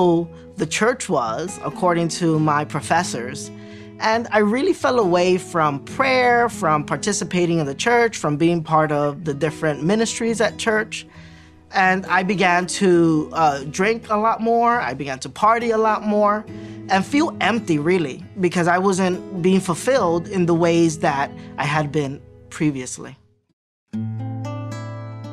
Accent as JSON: {"language": "English", "town": "New York City", "region": "New York", "country": "United States", "tie": "born or raised there", "said": "I grew up in Williamsburg, Brooklyn, 5-floor building"}